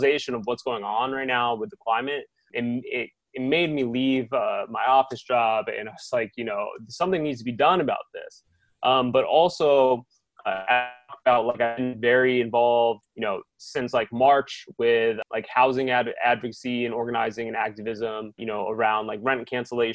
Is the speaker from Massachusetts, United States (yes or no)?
yes; Chicopee, Massachusetts, United States; also born or lived in California; now in Los Angeles, United States; I'm from Chicopee, Massachusetts. And so I moved to California to live with my uncle.